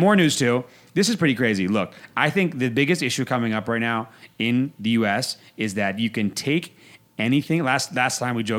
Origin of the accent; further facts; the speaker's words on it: Northern Virginia, United States; moved away; I grew up in Northern Virginia right outside Washington